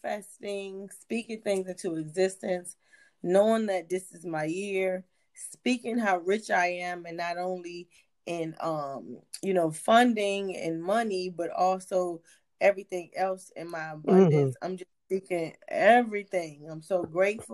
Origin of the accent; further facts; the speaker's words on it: Hampton, Virginia, United States; now in Atlanta, United States; I'm originally from Hampton, Virginia, VA. Newport News is also my people's. But I've been in the A since 05.